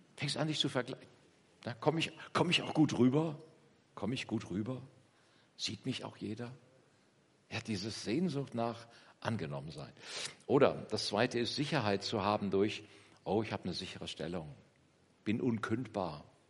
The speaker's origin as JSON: {"language": "German", "area": "Kassel district", "region": "Northern Hesse", "country": "Germany", "tie": "born or raised there", "moved": "yes", "said": "komme aus dem, aus Nordhessen, aus dem, äh, Bezirk Kassel. Wer das etwas genauer kennt, Eschwege, Bad Soden-Allendorf, Witzenhausen ist meine Heimat. Kleines Dorf"}